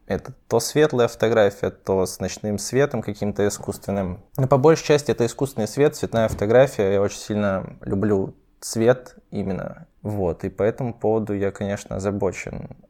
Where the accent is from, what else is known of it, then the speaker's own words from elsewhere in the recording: Surgut, Khanty-Mansi Autonomous Okrug, Russia; now in Saint Petersburg, Russia; я с провинциального городка Сургут